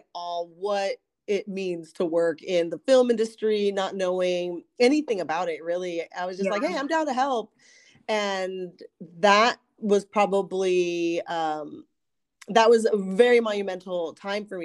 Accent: Ventura County, California, United States; moved away as an adult; also born or lived in Camarillo / Newbury Park / Culver City / Valencia; now in Los Angeles, United States; I was raised out in Ventura County

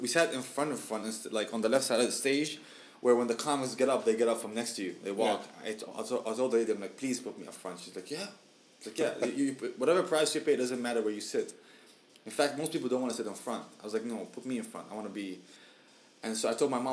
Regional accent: Syria; now in Michigan, United States; we're from Syria, you know, but we reside in Michigan

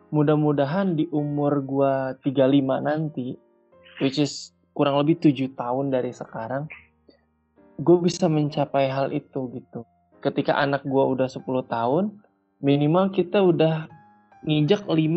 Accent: West Java, Indonesia; Kita sebagai orang Sunda, kita sebagai orang di Indonesia.

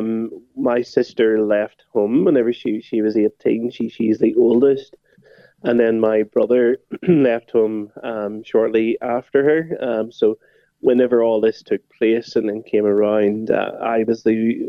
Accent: Northern Ireland, United Kingdom; I was brought up in Northern Ireland

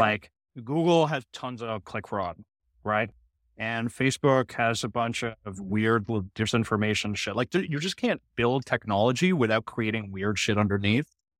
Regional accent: Canada; I'm a Canadian who loves America

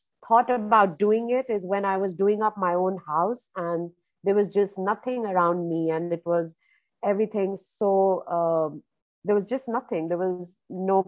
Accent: India; moved away as an adult; now in Dubai, United Arab Emirates; born and brought up in India

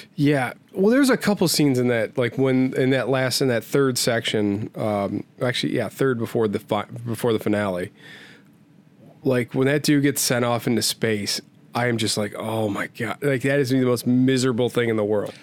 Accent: United States; I love being an American.

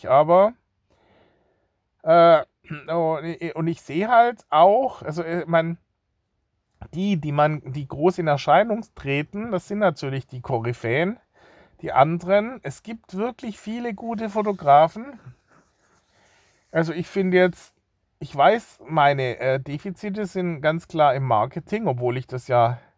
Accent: Baden-Württemberg, Germany; Als Schwabe ist man da nicht gerade äh, profiliert.

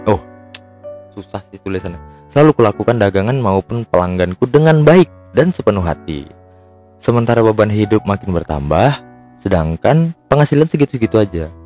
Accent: Medan, North Sumatra, Indonesia; padahal aku tuh lahir-lahir di Medan juga besar-besar di Medan tua di Medan juga

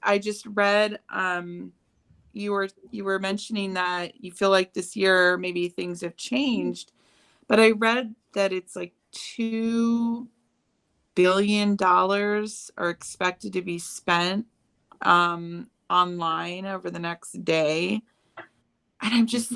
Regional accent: Chicago, Illinois, United States; moved away as an adult; now in California, United States; I grew up in Chicago, and it's a totally different culture there

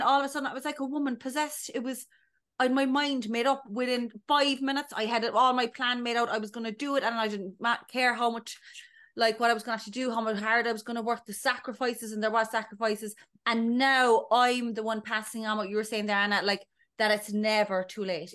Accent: Ballydesmond, Munster, Ireland; moved away as an adult; now in London, United Kingdom; I'm from Ballydesmond in North County Cork originally, a small little village

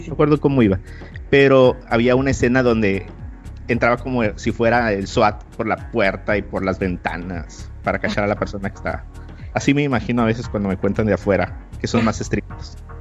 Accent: Mexico; como mexicano

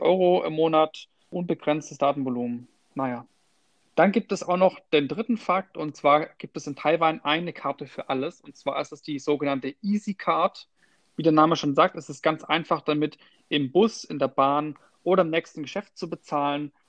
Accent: Germany; bei uns in Deutschland

